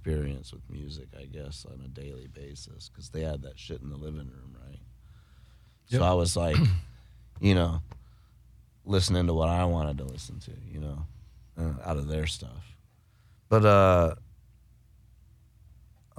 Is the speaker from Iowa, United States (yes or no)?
yes; Iowa, United States; also born or lived in Colorado; I moved back from Colorado. We lived there for like 4 years, 4 or 5 years, the family did, from like 7 to 11. And then we moved back to Iowa